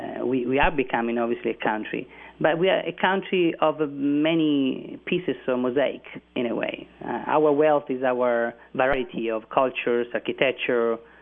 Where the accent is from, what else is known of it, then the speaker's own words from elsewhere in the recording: Siena, Tuscany, Italy; Well, to other Italians, if they ask me from where are you from, I don't say I'm from Tuscany, I say I'm from Siena.